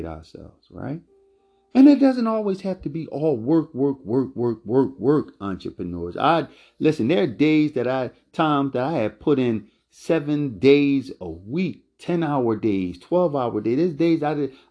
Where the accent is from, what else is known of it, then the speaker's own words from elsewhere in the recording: Philadelphia, Pennsylvania, United States; I'm born and raised in Philadelphia